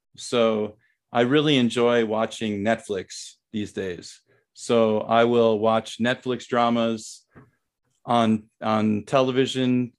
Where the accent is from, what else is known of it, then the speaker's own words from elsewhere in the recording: Saint Paul, Minnesota, United States; moved away as an adult; also born or lived in Thailand; now in South Korea; I grew up in Saint Paul, Minnesota, which is, uh, the capital of Minnesota.